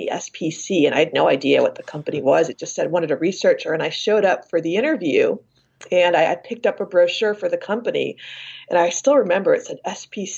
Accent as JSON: {"language": "English", "region": "Iowa", "country": "United States", "tie": "born or raised there", "also_born_or_lived": "San Francisco, California", "said": "Born in San Francisco, but raised in Iowa"}